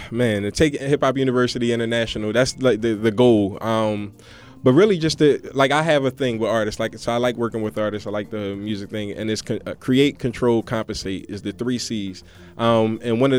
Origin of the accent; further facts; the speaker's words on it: United Kingdom; because I'm I'm so British.